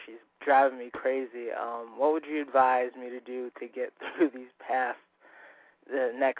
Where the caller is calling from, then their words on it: Southington, Connecticut, United States; I'm calling from Southington, Connecticut.